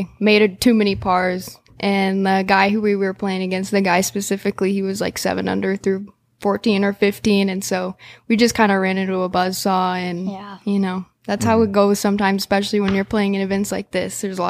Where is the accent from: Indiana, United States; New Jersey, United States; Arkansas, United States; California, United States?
Arkansas, United States; Rogers; I am from Rogers.